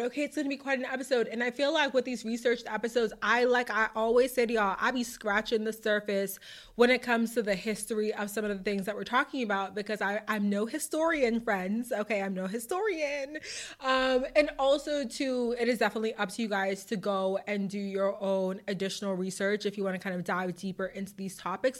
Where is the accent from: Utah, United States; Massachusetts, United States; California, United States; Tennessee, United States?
Massachusetts, United States; my hometown of whatever, my home state